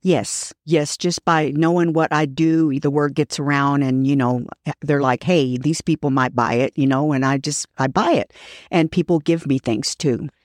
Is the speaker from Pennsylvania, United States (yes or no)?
no; Fort Worth, Texas, United States; I was born and raised here